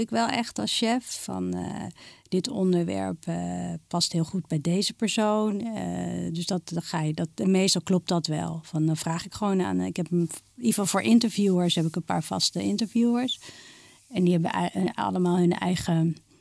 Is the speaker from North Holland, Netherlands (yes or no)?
yes; Amsterdam, North Holland, Netherlands; ik ben geboren getogen in Amsterdam.